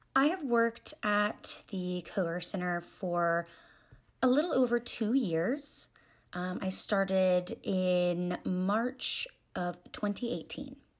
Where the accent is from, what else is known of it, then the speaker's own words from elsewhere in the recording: Raleigh, North Carolina, United States; moved away as an adult; now in Columbia, United States; I am originally from Raleigh, North Carolina. I moved to Columbia to attend the University